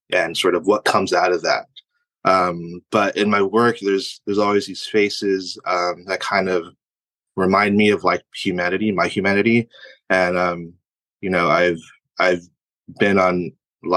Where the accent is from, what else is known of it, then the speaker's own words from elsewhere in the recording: United States; also born or lived in Philippines; I was born in the Philippines, but I moved here when I was a year and a half, so I'm practically American.